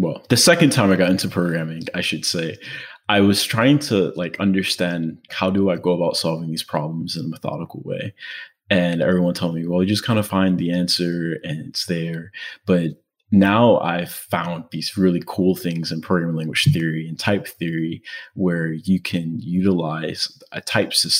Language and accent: English; Baltimore, Maryland, United States; now in Providence, United States; I'm actually originally from Baltimore, so my mom's back at home chilling where you all are